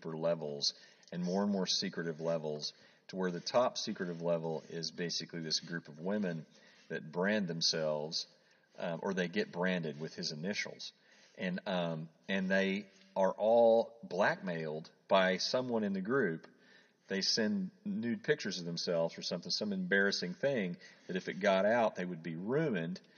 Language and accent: English; Oklahoma, United States; I grew up in Oklahoma